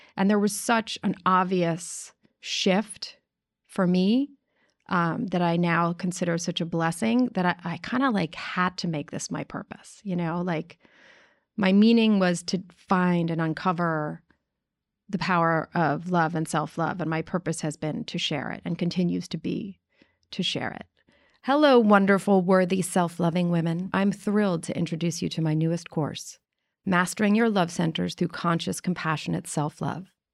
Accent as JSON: {"language": "English", "town": "New York City", "region": "New York", "country": "United States", "tie": "born or raised there", "said": "I grew up in New York City, nineteen seventy-four"}